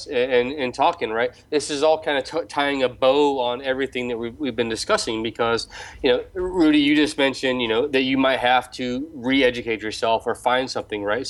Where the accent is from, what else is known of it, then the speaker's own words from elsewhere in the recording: United States; moved away; as an American